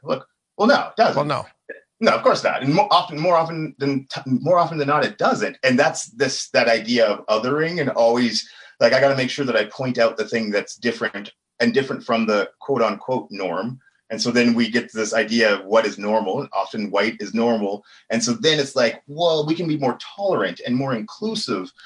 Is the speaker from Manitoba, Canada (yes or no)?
no; Edmonton, Alberta, Canada; also born or lived in Amber Valley, Alberta; So home for me was Amber Valley, where my dad was born, now Edmonton.